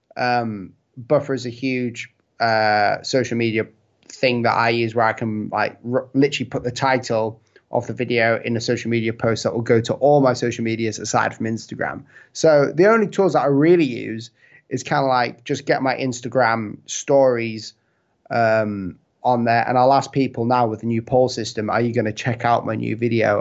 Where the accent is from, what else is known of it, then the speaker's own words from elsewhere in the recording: United Kingdom; it's my accent and the fact that I'm from the U K